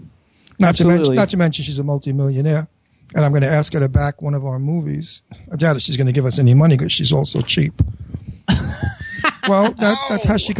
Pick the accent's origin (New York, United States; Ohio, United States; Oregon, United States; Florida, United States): New York, United States; New York City; accent: Brooklyn; with my Brooklyn accent